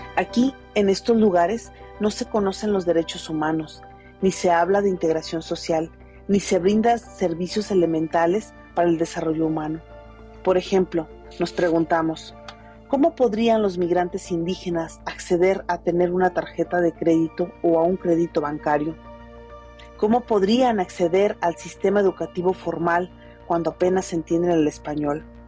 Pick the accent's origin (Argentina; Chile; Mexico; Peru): Mexico; Como sociedad mexicana